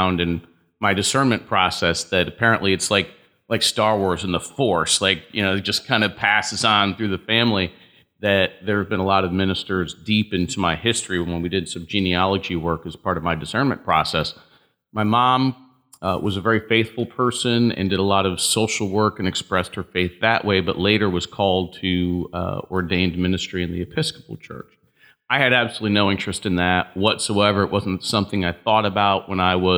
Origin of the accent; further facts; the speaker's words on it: Hartford, Connecticut, United States; also born or lived in Marlborough, Connecticut; growing up in Hartford